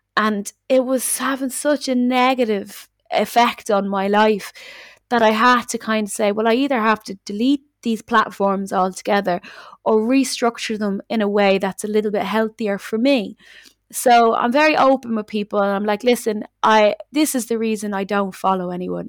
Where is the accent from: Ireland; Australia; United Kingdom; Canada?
Ireland; Dublin, Leinster; accent: Dublin; myself, which have very just Dublin accent